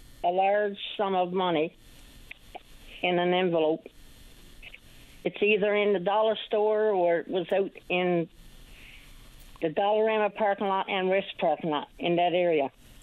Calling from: Grand Falls-Windsor, Newfoundland and Labrador, Canada; I'm calling from Grand Falls, Windsor.

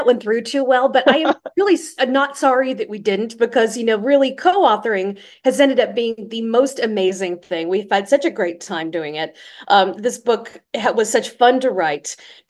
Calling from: Pacific Northwest, United States; I am calling in from the Pacific Northwest on a very rainy slash hailing kind of day

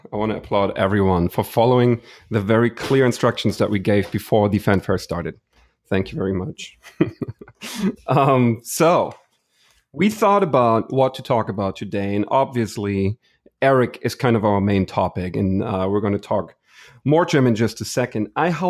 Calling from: Houston, Texas, United States; I'm tuning in from Houston.

